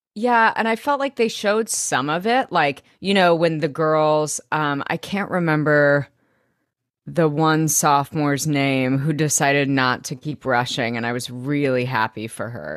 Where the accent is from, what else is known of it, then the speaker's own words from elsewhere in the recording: Arkansas, United States; growing up in Arkansas